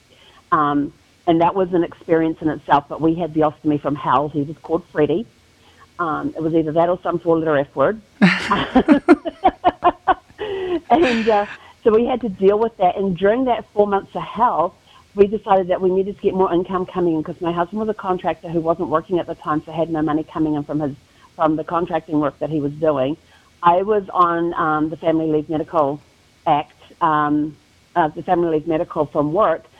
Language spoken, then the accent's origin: English; New Zealand; moved away as an adult; now in United States; people are wondering about the accent, I'm originally from New Zealand, born and raised.